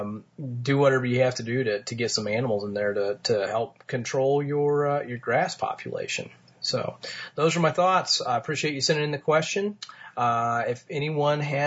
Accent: Martinsville, Indiana, United States; my hometown of Martinsville

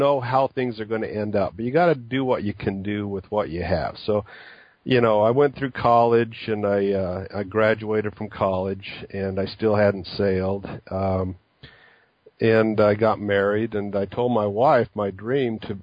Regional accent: Utah, United States; I grew up in Utah and a landlocked state

